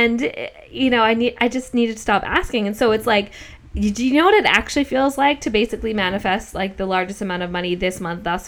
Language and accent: English; Australia; Like we're Australian, but I feel more connection to Australia